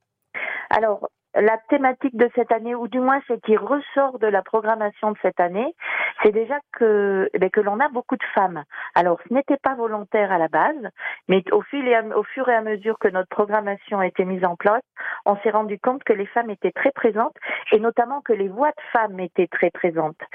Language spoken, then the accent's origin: French; Massif Central, France; chez nous dans le Massif central